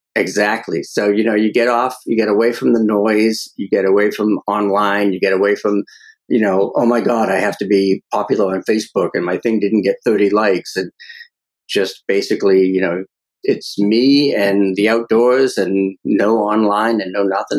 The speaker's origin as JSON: {"language": "English", "town": "Medford", "region": "Massachusetts", "country": "United States", "tie": "born or raised there", "said": "growing up in Medford, Mass, the uh, mob capital of New England"}